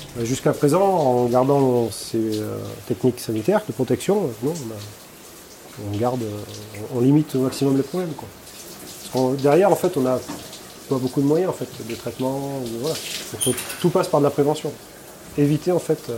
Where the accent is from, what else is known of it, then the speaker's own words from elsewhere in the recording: France; de chez nous, en France